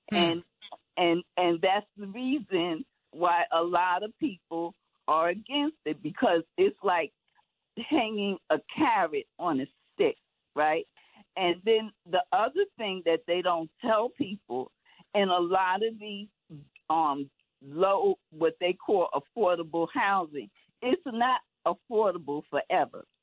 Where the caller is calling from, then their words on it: Manhattan, New York, United States; from Manhattan.